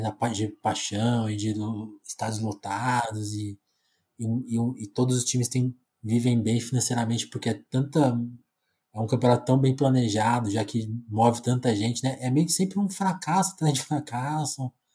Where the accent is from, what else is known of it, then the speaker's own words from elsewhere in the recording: Brazil; eu, que nunca saí do Brasil